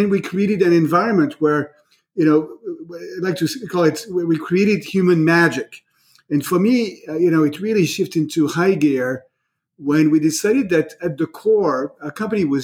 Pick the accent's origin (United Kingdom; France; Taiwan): France; now in United States; I am myself an immigrant, right? I was born in France